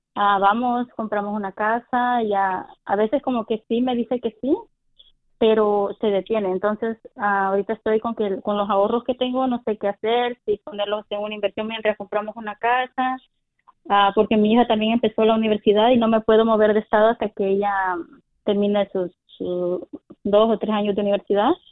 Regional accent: El Salvador; now in California, United States; Yo soy del, del de Salvador

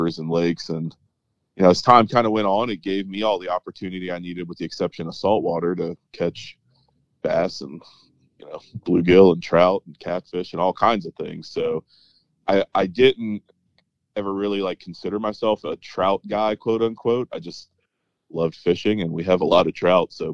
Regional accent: the mountains of North Carolina, United States; I grew up in the mountains of North Carolina

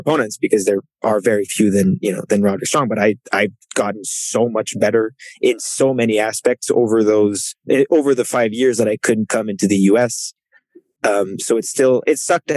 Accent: Canada; first language French; English is a second language; he and I, like, kind of mirror each other in the way that we come from Canada

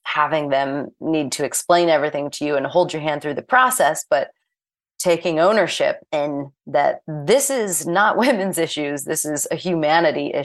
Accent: St. Louis, Missouri, United States; moved away as an adult; also born or lived in Florida / New York City; I am originally from St. Louis, Missouri

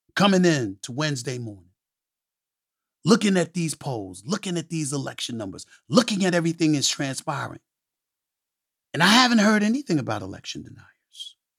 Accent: New York City, New York, United States; growing up in Hollis, Queens, New York

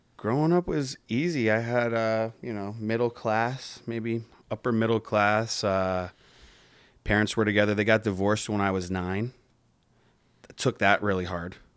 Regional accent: Pembroke Pines, Florida, United States; I grew up in Pembroke Pines.

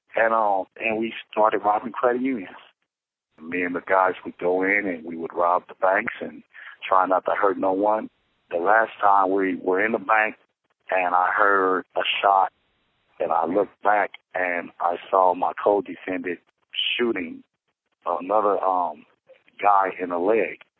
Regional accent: Los Angeles, California, United States; I'm from Los Angeles, California

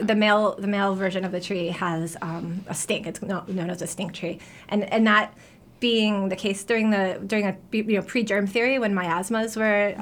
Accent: New York, United States; also born or lived in New Haven, Connecticut; now in Portland, United States; I'm from New York originally

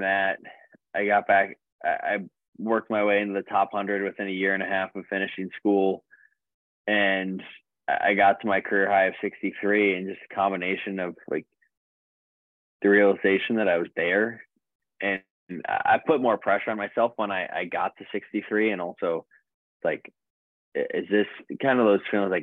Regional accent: United States; as an American

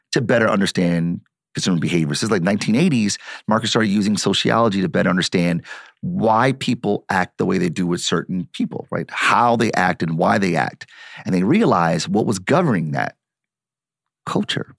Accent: Detroit, Michigan, United States; I'm born and raised in Detroit

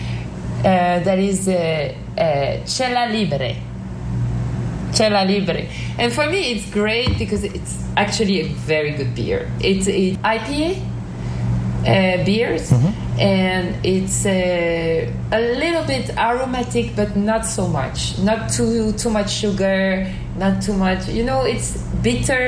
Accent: Normandy, France; I was living in a village, kind of, in Normandy, in the north of France

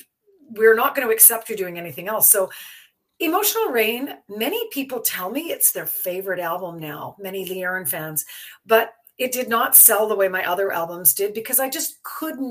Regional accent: Belleville, Ontario, Canada; moved away; I was born in Belleville

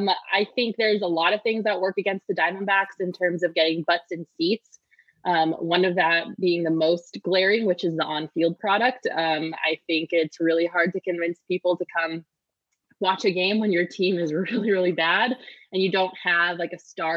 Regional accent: Colorado, United States; it's because I'm from Colorado

